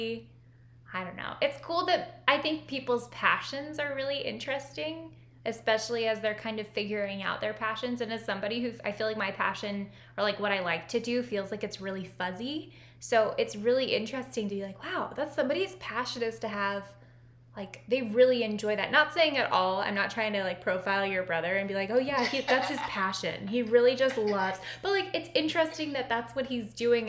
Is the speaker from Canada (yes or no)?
no; Napa, California, United States; moved away; I grew up in Napa